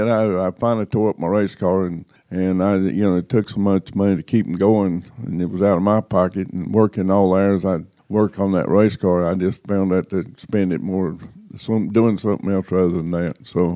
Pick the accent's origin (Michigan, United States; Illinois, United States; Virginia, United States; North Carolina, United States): North Carolina, United States; I was from Mitchell County, he was from Yancey County, and the schools played each other normally in the tournaments.